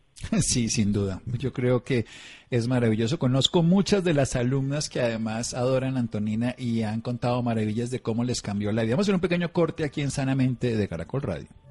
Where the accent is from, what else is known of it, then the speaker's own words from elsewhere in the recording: Tolima, Colombia; yo nací en el Tolima, donde también se baila mucho